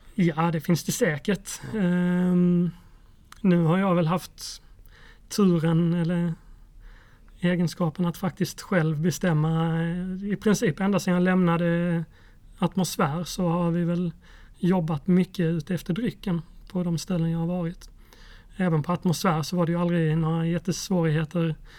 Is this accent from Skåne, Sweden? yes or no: no; Mörrum, Blekinge, Sweden; Jag växte upp i Blekinge, i eh, en liten ort som heter Mörrum.